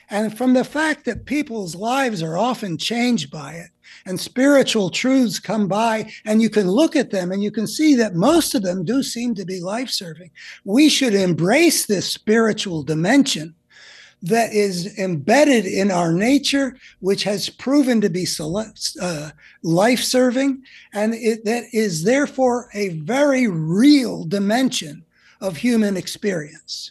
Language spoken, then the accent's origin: English; United States; growing up in America over, you know, the whole post-war period